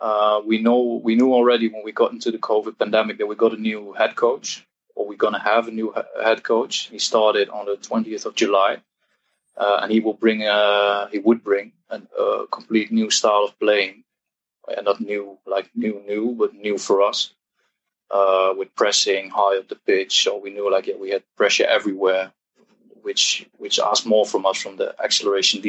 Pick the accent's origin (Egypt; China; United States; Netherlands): Netherlands; Eindhoven, North Brabant; I'm Dutch, 29 years old. I'm from Eindhoven, from the south of the Netherlands.